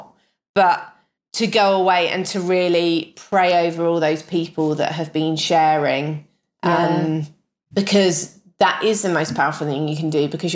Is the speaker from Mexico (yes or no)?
no; United Kingdom